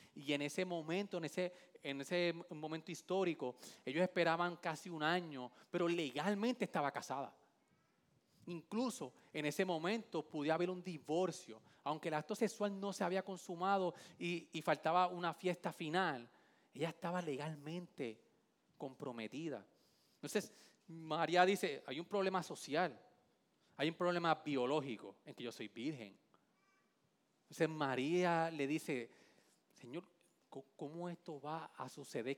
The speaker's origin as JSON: {"language": "Spanish", "town": "Vega Baja", "country": "Puerto Rico", "said": "yo soy de la playa de la Bajeada Sandín"}